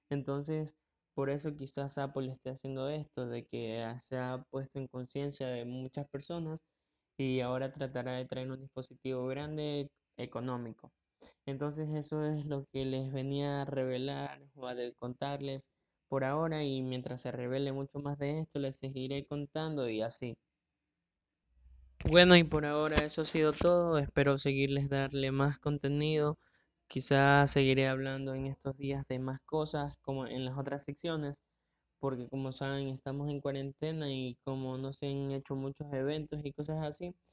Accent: Ecuador; Tengo 17 años y soy de Ecuador. Y bueno, aquí en Ecuador el podcast no es muy conocido

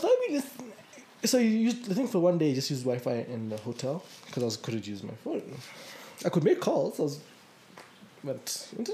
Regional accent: Kenya; as a Kenyan

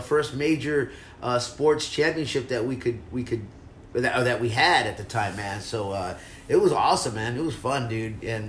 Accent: Houston, Texas, United States; moved away as an adult; now in Los Angeles, United States; I'm not from out here. I go, I'm actually from Texas. I grew up in Houston.

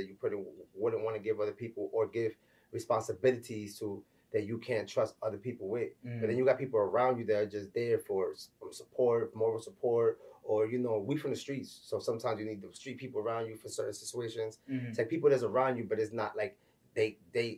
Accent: New York City, New York, United States; I'm from the Bronx, New York, you know what I'm saying? Raised in Marble Hill Projects

